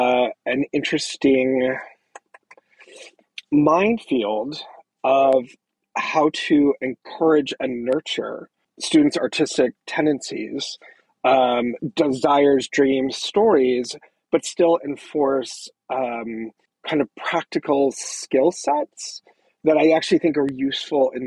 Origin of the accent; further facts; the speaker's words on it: Southern California, United States; moved away; also born or lived in Orange County; I grew up in Southern California, but I went to high school in Orange County